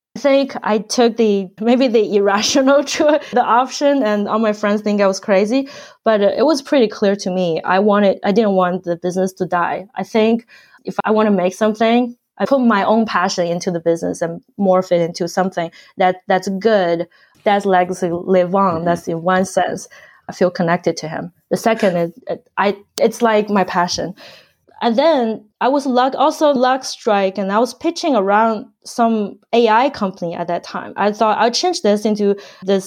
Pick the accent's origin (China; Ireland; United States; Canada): China; moved away; I grew up in China